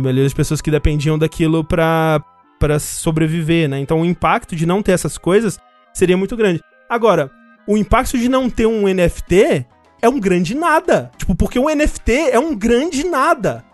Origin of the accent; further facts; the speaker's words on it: Brazil; a gente aqui, né, que tá falando isso é brasileiro